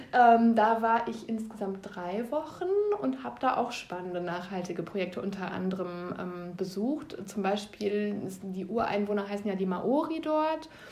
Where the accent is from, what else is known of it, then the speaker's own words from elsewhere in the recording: Ostwestfalen-Lippe, North Rhine-Westphalia, Germany; hier in meiner Heimatregion